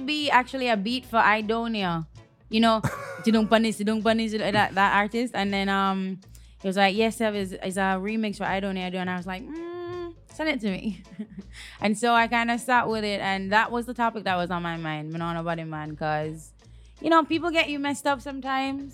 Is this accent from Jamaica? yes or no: yes; Jamaica; obviously I'm Jamaican. I grew up with dancehall.